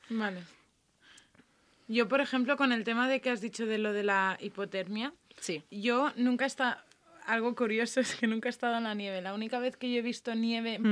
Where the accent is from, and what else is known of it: Mondúver, Valencian Community, Spain; born or raised there